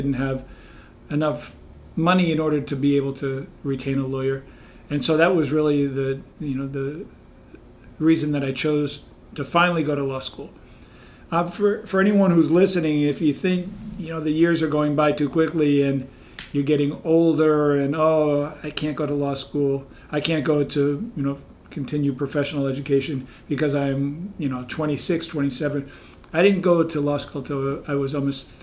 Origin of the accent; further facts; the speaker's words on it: Long Island, New York, United States; moved away as an adult; now in Bethlehem, United States; I was born in Bethlehem, my dad worked for Bethlehem Steel, so I was raised on Long Island in New York